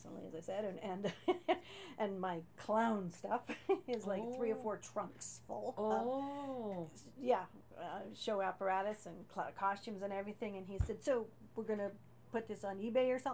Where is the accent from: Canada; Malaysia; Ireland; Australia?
Canada; also born or lived in Japan / Western Canada; I was from Canada